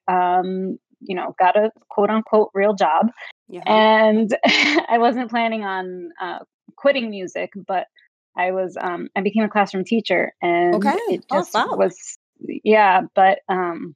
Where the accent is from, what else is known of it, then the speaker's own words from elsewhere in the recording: New York City, New York, United States; moved away as an adult; also born or lived in Florida; now in California, United States; I'm originally from New York City, born and raised